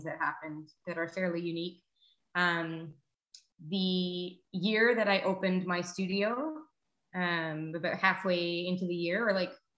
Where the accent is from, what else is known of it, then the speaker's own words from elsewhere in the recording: Ottawa, Ontario, Canada; also born or lived in London, Ontario; I grew up in Ottawa, the capital of Canada, and then moved to London, Ontario to study kinesiology.